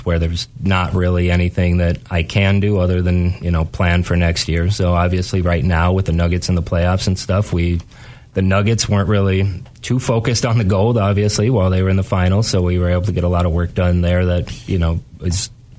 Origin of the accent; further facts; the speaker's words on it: North Dakota, United States; now in Grand Rapids, United States; I grew up in North Dakota